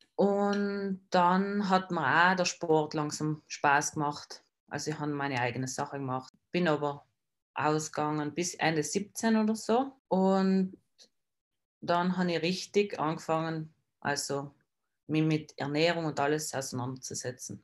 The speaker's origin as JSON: {"language": "German", "area": "South Tyrol", "region": "Trentino-Alto Adige", "country": "Italy", "said": "bin aus Südtirol"}